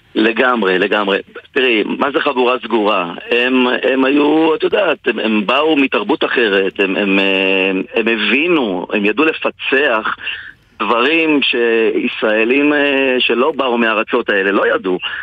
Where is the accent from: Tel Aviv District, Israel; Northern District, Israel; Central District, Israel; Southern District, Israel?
Central District, Israel; Ra'anana; שאני גדלתי בשכונה, שכונה שנקראת קריית שרת ברעננה